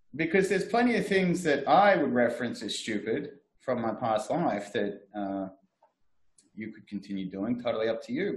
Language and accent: English; Frankston, Victoria, Australia; I am from Frankston